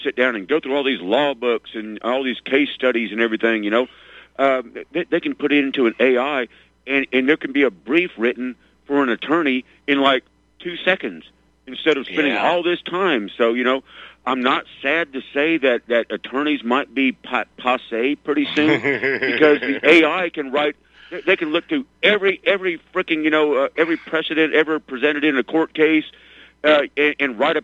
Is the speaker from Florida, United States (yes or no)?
no; Arkansas, United States; I grew up in Arkansas.